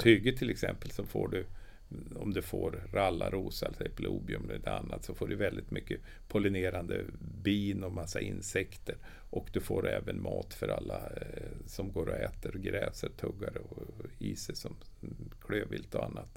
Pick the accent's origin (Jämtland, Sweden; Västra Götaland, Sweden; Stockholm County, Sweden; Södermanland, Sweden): Jämtland, Sweden; Östersund; jag kommer ju från Östersund